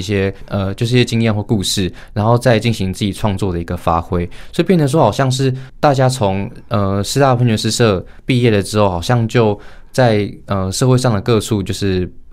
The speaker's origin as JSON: {"language": "Chinese", "town": "Hualien", "region": "Hualien County", "country": "Taiwan", "tie": "born or raised there", "moved": "as an adult", "said": "我是花莲人，花莲高中毕业"}